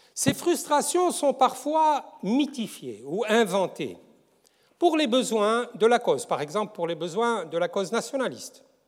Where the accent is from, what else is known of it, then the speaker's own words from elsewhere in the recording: Tunisia; chez nous en Tunisie